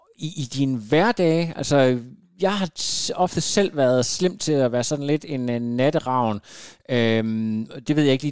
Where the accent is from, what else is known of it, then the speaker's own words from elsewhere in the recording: Denmark; er vi danskere